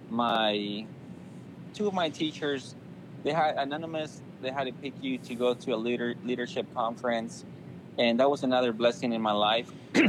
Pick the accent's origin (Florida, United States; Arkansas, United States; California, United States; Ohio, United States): California, United States; Anaheim; I grew up in Anaheim. We call it Anaheim, but it's Anaheim. There was just so much crime where I live.